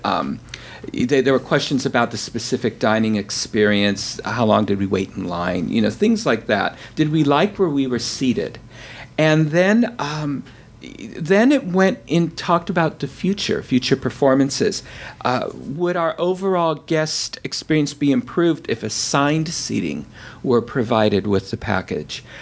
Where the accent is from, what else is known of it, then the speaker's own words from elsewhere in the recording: San Francisco, California, United States; Carol and I grew up in San Francisco